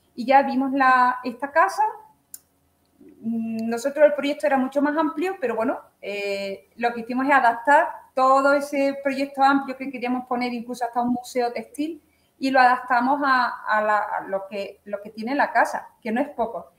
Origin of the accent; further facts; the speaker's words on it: Chiclana de la Frontera, Andalusia, Spain; also born or lived in Campillo, Málaga; now in Orcera, Spain; yo nací en un pueblo de Málaga, en, se llama eh, Campillo, soy de Campillo, y me he criado en Chiclana de la Frontera, en Cádiz